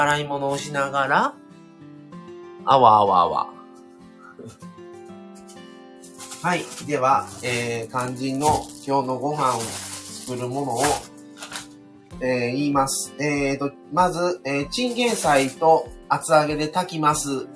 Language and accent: Japanese; Kansai, Japan; accent: Kansai dialect